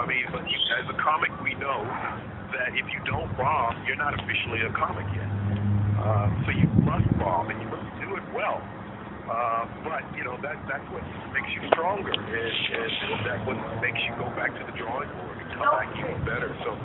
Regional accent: Las Vegas, Nevada, United States; moved away; also born or lived in Los Angeles; I started when I was 15 in Las Vegas, which is my hometown

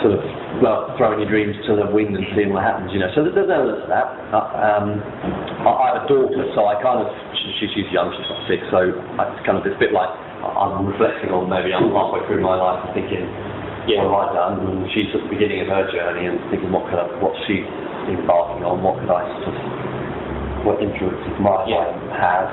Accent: London, United Kingdom; now in Essex, United Kingdom; I'm from London, originally London. Yes. Just outside of it now, in Essex.

